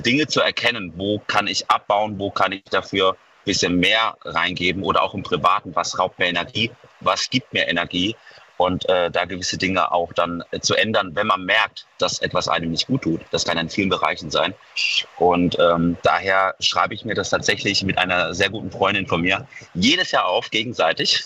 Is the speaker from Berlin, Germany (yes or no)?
no; Mainz, Rhineland-Palatinate, Germany; Ich komme aus Mainz